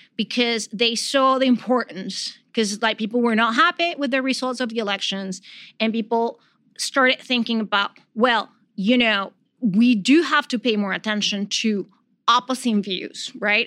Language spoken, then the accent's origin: English; Venezuela; moved away as an adult; now in New York, United States